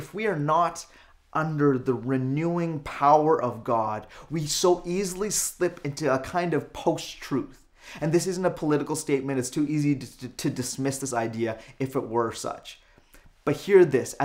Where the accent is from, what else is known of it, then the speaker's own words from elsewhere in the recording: Calgary, Alberta, Canada; now in Lower Mainland, Canada; Born and raised in Calgary and Alberta, now living here in the Lower Mainland